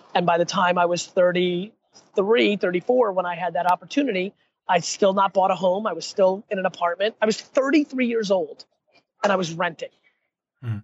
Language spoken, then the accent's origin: English; United States; also born or lived in Russia; I was born in Russia, and then uh, and then went to uh, America when I was a little kid